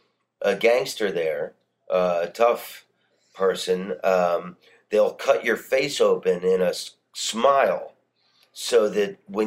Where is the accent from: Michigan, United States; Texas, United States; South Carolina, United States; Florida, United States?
Florida, United States; Yeah, I grew up in Florida.